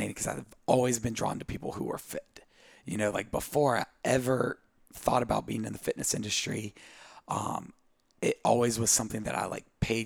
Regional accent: Southwest Virginia, United States; moved away as an adult; also born or lived in Brazil; now in Charleston, United States; I grew up in Southwest Virginia

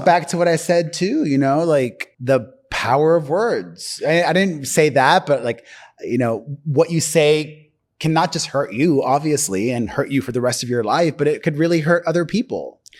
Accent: Miami, Florida, United States; moved away; I'm from Miami

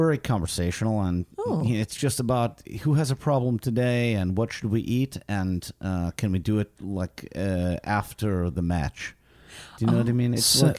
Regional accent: Vilnius, Vilnius County, Lithuania; I'm from Vilnius, Lithuania.

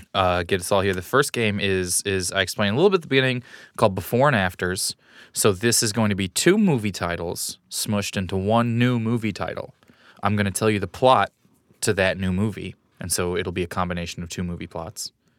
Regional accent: Kansas City, United States; I'm from Kansas City

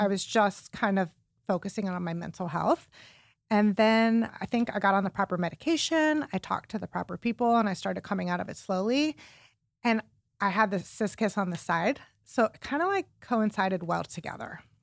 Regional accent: Warren, Ohio, United States; now in Cleveland, United States; I grew up in Warren, Ohio, which is like a suburb of Cleveland

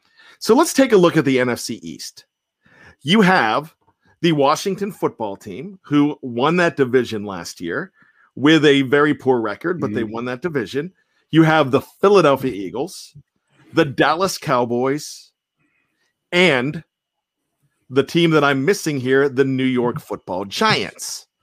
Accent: Australia; accent: Australian; you guys make fun of my Australian accent.

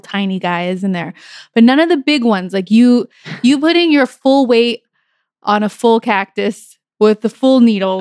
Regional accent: New Mexico, United States; I grew up in New Mexico

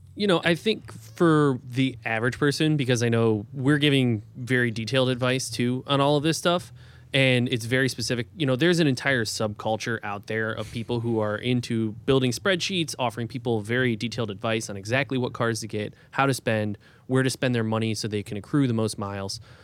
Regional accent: Cleveland, Ohio, United States; now in New York City, United States; I grew up outside of Cleveland

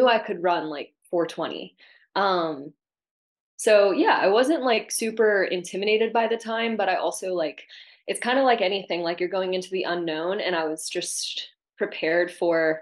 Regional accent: Mississippi, United States; moved away as an adult; also born or lived in Florida; I grew up in Mississippi and went to the University of Florida

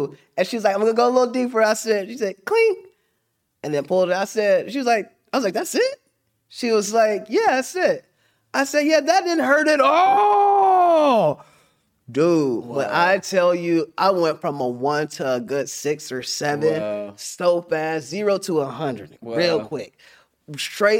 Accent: Middletown, Ohio, United States; I'm from Middletown.

